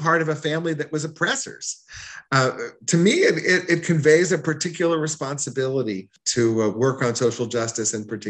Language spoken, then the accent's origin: English; Houston, Texas, United States; moved away as an adult; also born or lived in San Antonio; now in Little Rock, United States; I was raised in Houston, as were both of my parents.